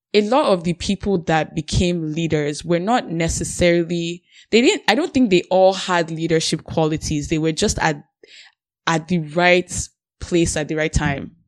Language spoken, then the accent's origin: English; Nigeria; now in Canada; I'm Nigerian